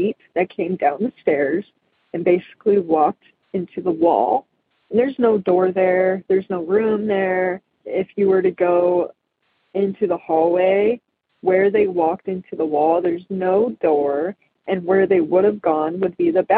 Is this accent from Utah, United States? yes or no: yes; Magna, Utah, United States; also born or lived in Salt Lake City, Utah; from Salt Lake, Utah. I grew up in Magna